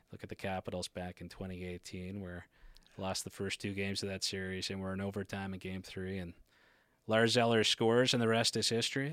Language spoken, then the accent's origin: English; Port Hood, Nova Scotia, Canada; I'm from Port Hood